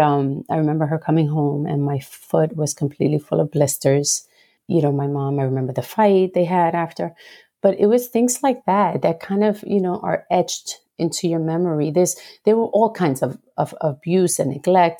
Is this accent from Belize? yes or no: no; Puerto Rico; I grew up in Puerto Rico, the beautiful, beautiful island of enchantment